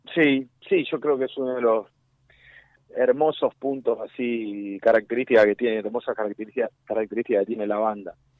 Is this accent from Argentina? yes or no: yes; Argentina; era así como todo argentino futbolero de mi generación